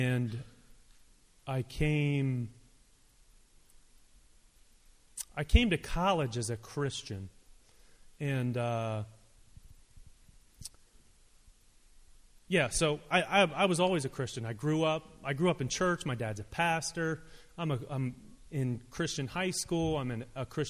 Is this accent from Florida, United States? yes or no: no; Hershey, Pennsylvania, United States; also born or lived in Olathe, Kansas / Maryland; Moved to Hershey, Pennsylvania when I was 5